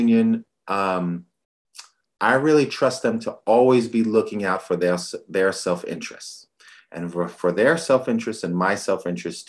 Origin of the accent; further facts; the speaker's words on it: New York City, New York, United States; moved away; I'm originally from the Bronx